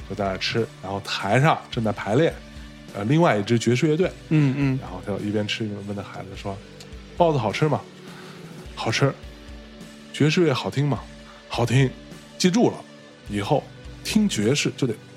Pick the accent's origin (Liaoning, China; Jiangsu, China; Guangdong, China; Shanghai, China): Jiangsu, China; moved away; 我从小是在海边长大的